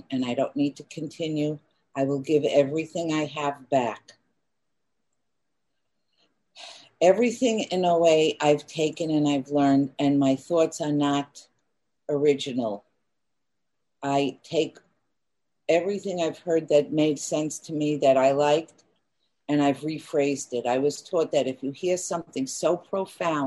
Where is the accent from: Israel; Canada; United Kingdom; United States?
United States; New York City, New York; I grew up in Queens, New York